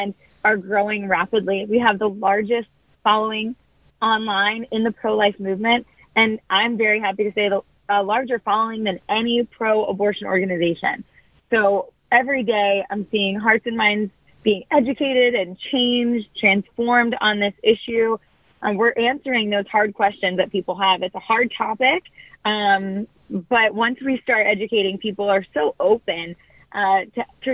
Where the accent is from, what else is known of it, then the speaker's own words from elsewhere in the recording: New Jersey, United States; I grew up in New Jersey